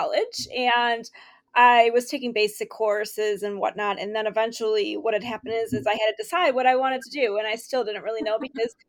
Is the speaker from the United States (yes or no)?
yes; Rochester, New York, United States; moved away; also born or lived in Tennessee / Ohio; I'm from Rochester, New York.